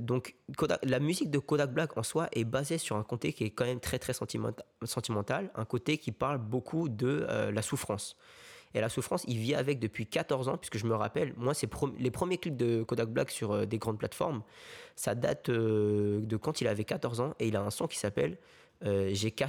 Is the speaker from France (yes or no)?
no; South Korea; Moi, tu vois, moi, quand je rentre chez moi, en Corée, je fais des bisous à maman, je lui fais des câlins, tu vois.